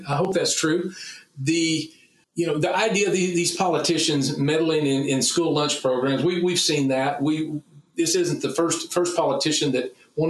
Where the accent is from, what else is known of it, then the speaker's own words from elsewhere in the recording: Texas, United States; Well, you can imagine how as a Texan first and as a meat scientist and a meat industry advocate, you can imagine how I feel about meatless Mondays anywhere.